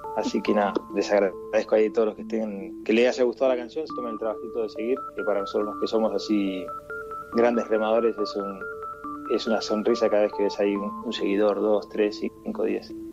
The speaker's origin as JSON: {"language": "Spanish", "country": "Argentina", "said": "siendo argentino"}